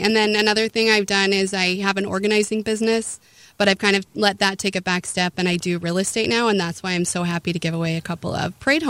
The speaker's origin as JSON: {"language": "English", "town": "Grand Junction", "region": "Colorado", "country": "United States", "tie": "born or raised there", "moved": "as an adult", "lives_now": "Southern Utah, United States", "said": "I was born in Grand Junction, married a military guy right out of high school, kind of moved all over, ended up in Colorado Springs, and then I moved here because my folks lived here when I got divorced."}